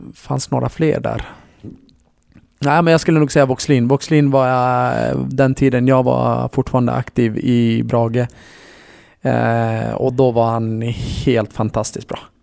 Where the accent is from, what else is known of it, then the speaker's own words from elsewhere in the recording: Borlänge, Dalarna County, Sweden; also born or lived in Kurdish part of Turkey; jag är ju från Borlänge, eh, eller jag är kurd, jag är född i den kurdiska delen i Turkiet, eh, men jag är en dalmas